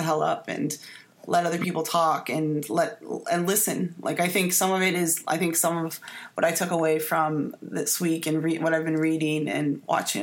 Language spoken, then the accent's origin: English; Canada; now in United States; I'm Canadian.